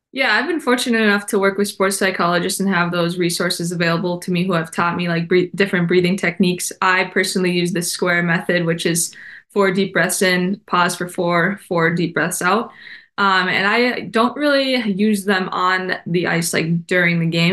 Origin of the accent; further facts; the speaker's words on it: Minnesota, United States; my home state